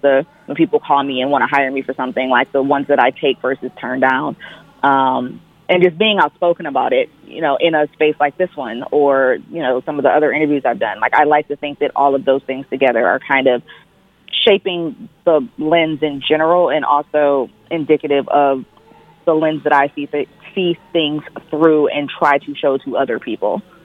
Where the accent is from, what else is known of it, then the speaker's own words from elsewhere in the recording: Detroit, Michigan, United States; I'm originally from Detroit